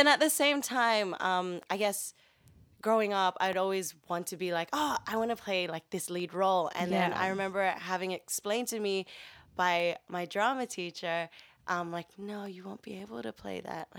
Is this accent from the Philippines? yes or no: yes; Philippines; I'm Filipina. Remember we discussed this?